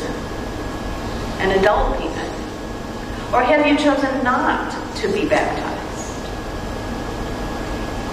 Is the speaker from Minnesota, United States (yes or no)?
yes; Minnesota, United States; moved away as an adult; also born or lived in Green Bay, Wisconsin / Madison, Wisconsin; I grew up in Minnesota.